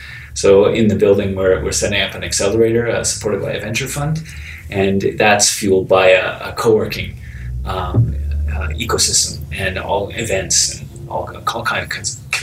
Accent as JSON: {"language": "English", "town": "Vancouver", "region": "British Columbia", "country": "Canada", "lives_now": "Toronto, Canada", "said": "I came from the West Coast. I came from Vancouver, British Columbia, and that is a short plane trip from San Francisco."}